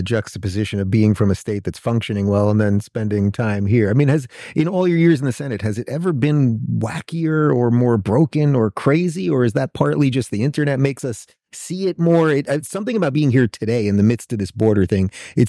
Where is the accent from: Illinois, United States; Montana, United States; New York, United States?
New York, United States; also born or lived in California; now in Florida, United States; I mean, I was raised in New York and then I lived in California and now I live in Florida